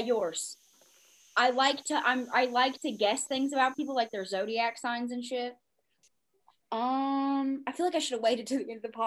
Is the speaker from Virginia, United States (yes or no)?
yes; Virginia, United States; grew up in Virginia